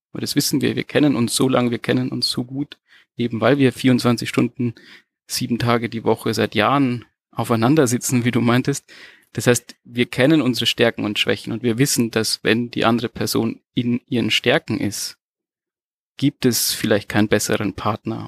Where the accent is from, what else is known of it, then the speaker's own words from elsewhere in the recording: Germany; moved away as an adult; now in Portugal; wir kommen ja aus, aus Deutschland, wir hatten ja eine schöne Wohnsituation.